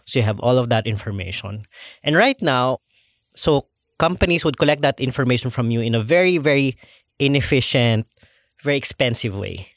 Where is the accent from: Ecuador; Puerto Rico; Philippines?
Philippines; I'm the Filipino